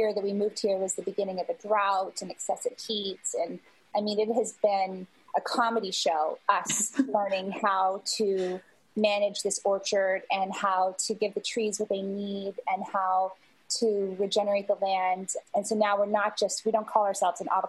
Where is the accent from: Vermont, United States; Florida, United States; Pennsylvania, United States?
Vermont, United States; I grew up in Vermont and spent a lot of time in nature